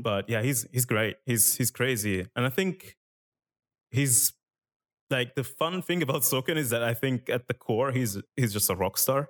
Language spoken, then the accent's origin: English; Italy; English is a second language; moved away; I lived in Italy when I was younger. I didn't speak English